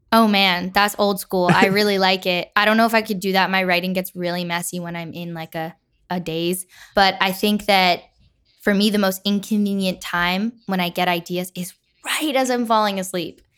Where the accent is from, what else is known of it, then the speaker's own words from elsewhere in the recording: Nyack, New York, United States; I'm from Nyack, New York.